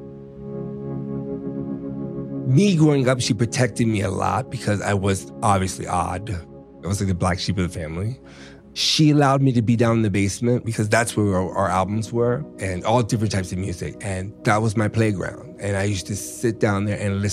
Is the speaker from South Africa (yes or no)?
no; United States; now in New York City, United States; I am a American Black Queen here in New York City.